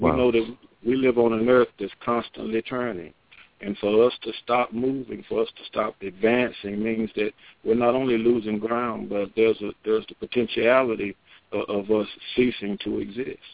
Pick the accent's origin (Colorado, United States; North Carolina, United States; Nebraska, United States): North Carolina, United States; Asheboro; born or raised there; moved away as an adult; also born or lived in Sanford, North Carolina